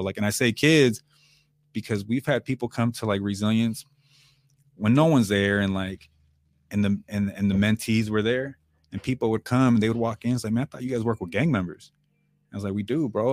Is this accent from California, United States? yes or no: yes; Oceanside, California, United States; I was born and raised in Tri-City